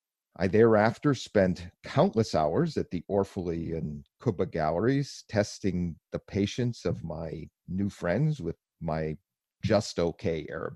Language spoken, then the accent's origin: English; United States; as an American researcher studying Iraqi and Jordanian politics